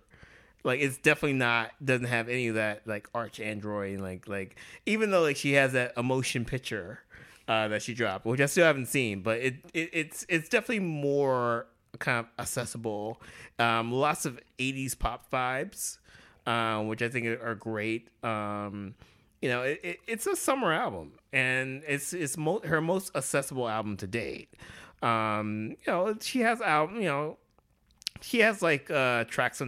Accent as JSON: {"language": "English", "country": "United States", "said": "we're Americans"}